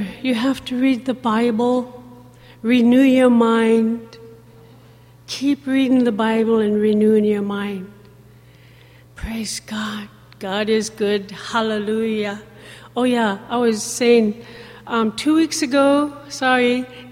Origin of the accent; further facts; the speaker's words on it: Dillingham, Alaska, United States; also born or lived in Goodnews Bay, Alaska; I'm from Good News Bay, and I grew up also in Dillingham, Bristol Bay.